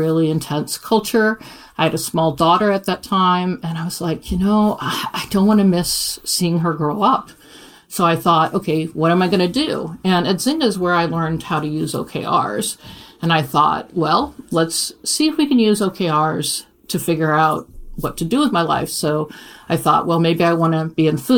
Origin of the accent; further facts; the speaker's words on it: Iowa, United States; moved away as an adult; also born or lived in Kansas City; I grew up in Iowa